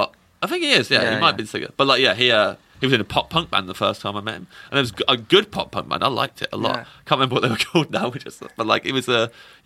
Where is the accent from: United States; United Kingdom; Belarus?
United Kingdom; Kettering, East Midlands; now in London, United Kingdom; I'm from Kettering.